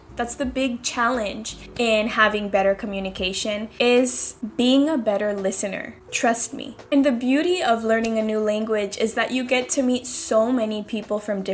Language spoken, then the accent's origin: English; Seattle, Washington, United States; moved away as an adult; now in Spain; I'm from Seattle living in Spain.